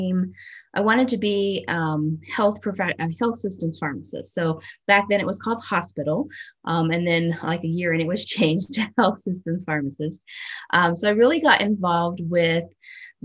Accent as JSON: {"language": "English", "region": "Southwest Kansas", "country": "United States", "tie": "born or raised there", "moved": "as an adult", "lives_now": "Colorado, United States", "said": "I grew up in the Midwest. So I grew up in Southwest Kansas, and my entire, from about 2 to 18 years old, I was there"}